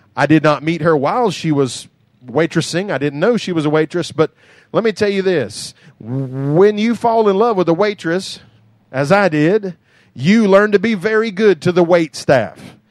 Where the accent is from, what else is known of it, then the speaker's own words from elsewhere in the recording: United States; I grew up in Doug Spur with an outhouse